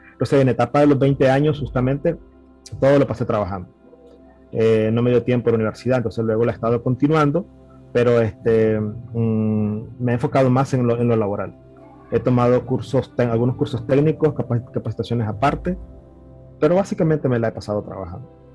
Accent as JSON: {"language": "Spanish", "region": "Managua", "country": "Nicaragua", "tie": "born or raised there", "said": "soy originario de Managua, Nicaragua, nací en la capital y ahí me crié básicamente"}